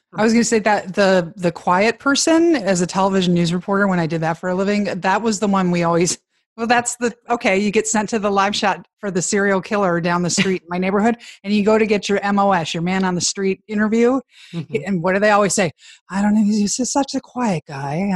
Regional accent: Chicago, Illinois, United States; I grew up in Chicago

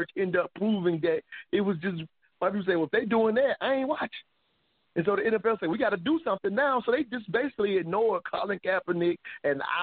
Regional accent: South Carolina, United States; I'm from South Carolina

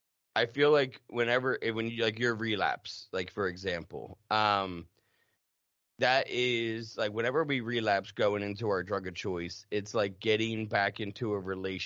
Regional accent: New Jersey, United States; also born or lived in North Carolina / Massachusetts; And I mean, I'm from South Jersey. I lived in North Carolina in my addiction, lived in Massachusetts, North Carolina.

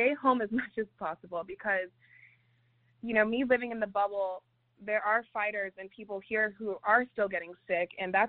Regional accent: Las Vegas, Nevada, United States; Because we come from Vegas, so I'm used to being in a bigger city and with, you know, a little bit crazier audiences.

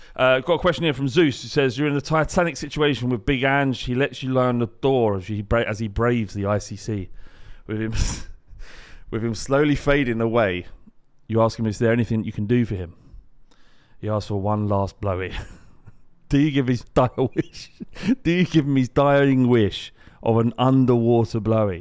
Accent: London, United Kingdom; I grew up in Holloway

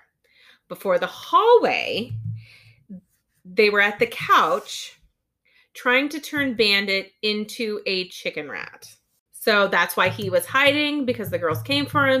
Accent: United States; I'm American

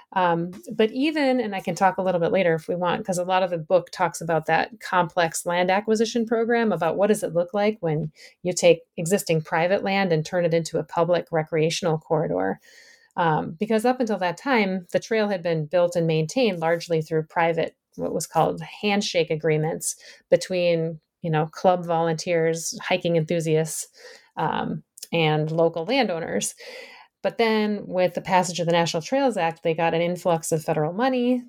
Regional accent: Minnesota, United States; moved away as an adult; also born or lived in Massachusetts / Wisconsin / Vermont; now in Michigan, United States; I grew up in the Midwest. I grew up in Minnesota

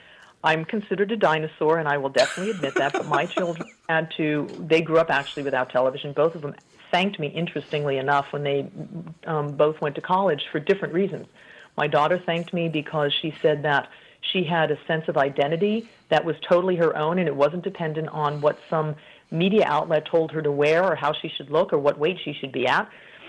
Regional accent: Colorado, United States; moved away as an adult; So I'm a native of Colorado, but I moved overseas quite early. Actually, I had not yet finished college.

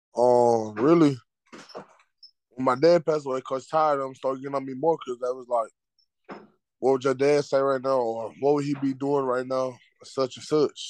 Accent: Dallas, Texas, United States; I'm from Dallas.

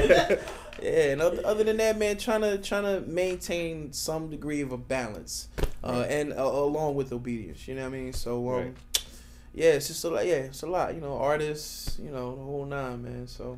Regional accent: Philadelphia, Pennsylvania, United States; My church back home in Philly is called Covenant Fellowship.

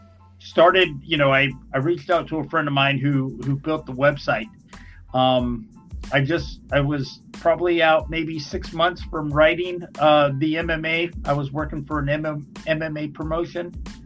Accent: Texas, United States; I lived in right outside of Dallas, so I grew up on World Class Championship Wrestling.

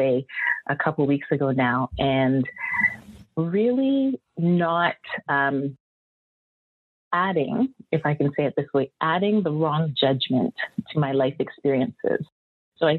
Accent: Antigua & Barbuda; moved away; also born or lived in Canada; I'm a Canadian born person, yet a lot of my childhood was spent on the island of Antigua, where my parents are from.

